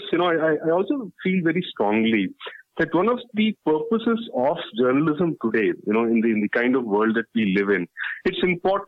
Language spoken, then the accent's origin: English; Tamil Nadu side of the Kaveri Basin, India; I come from the Tamil Nadu side of the Kaveri Basin. My family roots are in the Kaveri Delta